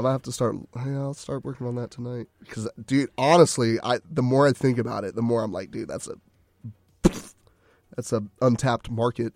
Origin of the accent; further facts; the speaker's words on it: Conroe, Texas, United States; shout out to my hometown.